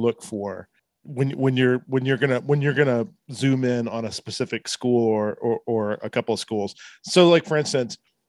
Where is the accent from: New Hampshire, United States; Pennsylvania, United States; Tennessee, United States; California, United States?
Tennessee, United States; Nashville; I grew up here in SEC country. I grew up around Nashville